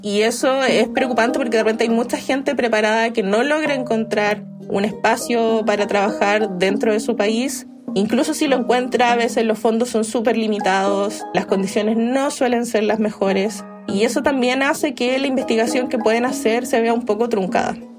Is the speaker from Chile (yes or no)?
yes; Valparaíso, Chile; Ahí estudié en mi ciudad natal, en Valparaíso